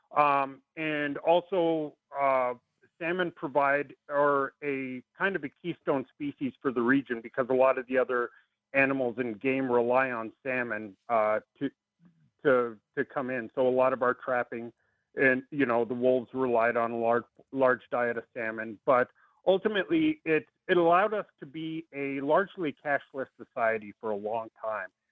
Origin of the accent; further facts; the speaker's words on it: Aniak, Alaska, United States; I grew up in Aniak, um, about 150 miles up the Kuskokwim River